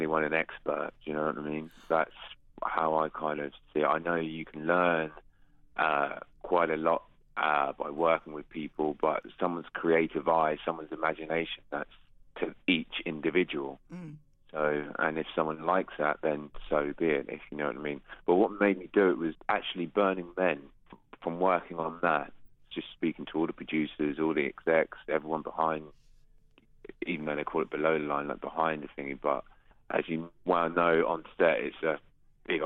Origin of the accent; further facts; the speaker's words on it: London, United Kingdom; I'm a filmmaker from London.